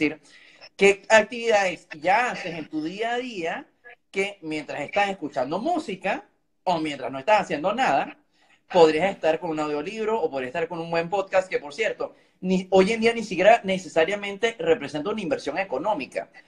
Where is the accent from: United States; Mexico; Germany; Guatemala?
Germany; Spanish is a second language; mejor que yo, que soy el alemán, así que te felicito.